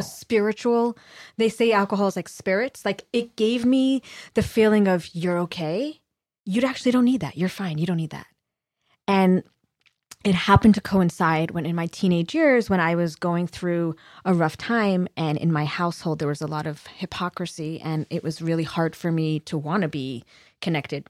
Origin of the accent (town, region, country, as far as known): Los Angeles, California, United States; born or raised there